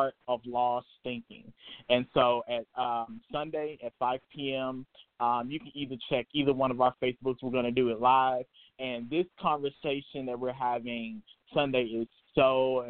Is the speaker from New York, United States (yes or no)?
no; Memphis, Tennessee, United States; moved away as an adult; now in Nashville, United States; I am a born and raised in Memphis, Tennessee, but I've been living in Nashville here for the past year and a half